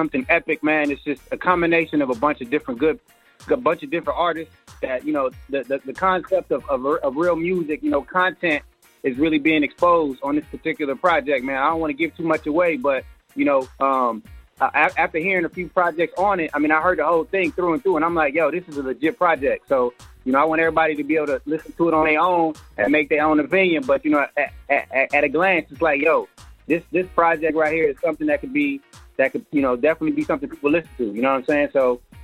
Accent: Junction City, Kansas, United States; now in Austin, United States; I'm from the Junk Town, represent Kansas, living in ATX right now.

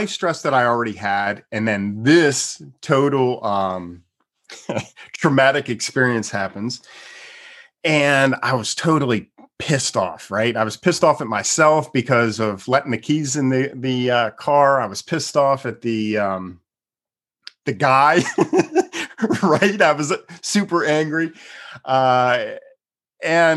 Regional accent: Pennsylvania, United States; now in Texas, United States; I'm originally from the East Coast, from Pennsylvania, so I'm familiar with snow and ice and all that kind of stuff

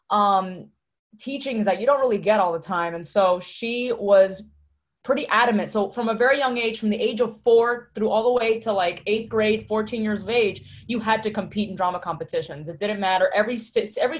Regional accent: Miami, Florida, United States; also born or lived in Hialeah, Florida; I am from Miami, Florida, specifically born in Hialeah, raised in Westchester, not New York, Westchester

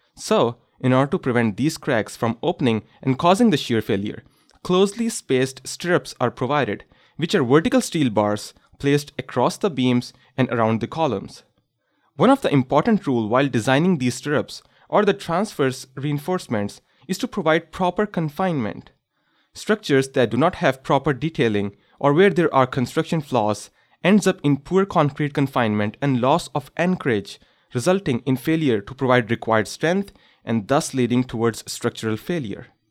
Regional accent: Pakistan; moved away as an adult; now in Canada; during my childhood, I experienced one of the most devastating earthquake in the history of my home country, Pakistan.

